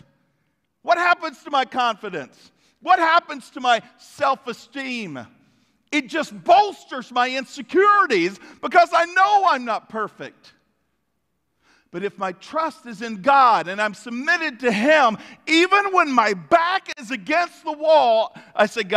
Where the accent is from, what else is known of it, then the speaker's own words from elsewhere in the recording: United States; We, as an American people